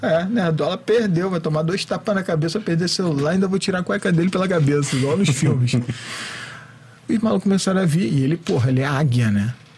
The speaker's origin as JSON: {"language": "Portuguese", "region": "Rio de Janeiro", "country": "Brazil", "said": "eu também sou do Rio"}